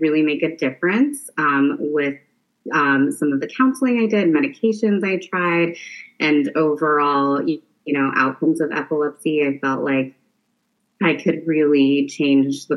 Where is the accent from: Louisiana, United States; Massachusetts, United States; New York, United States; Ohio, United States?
Ohio, United States; Marion; also born or lived in Detroit, Michigan / Cleveland, Ohio; now in Columbus, United States; I grew up in Marion, Ohio, which is a small town north of Columbus.